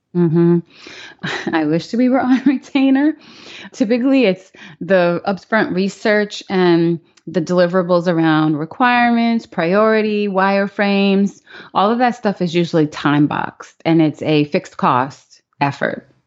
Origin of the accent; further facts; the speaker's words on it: New York City, New York, United States; moved away; also born or lived in Pittsburgh, Pennsylvania / Maryland; I was born in Pittsburgh, Pennsylvania. when I was really young, before I started school, we moved to Queens, New York. So I grew up in Queens